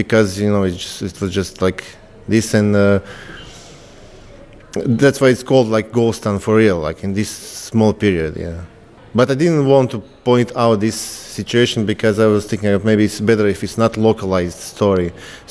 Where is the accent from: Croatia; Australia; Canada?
Croatia; I came from Croatia, and this is my first time in Bristol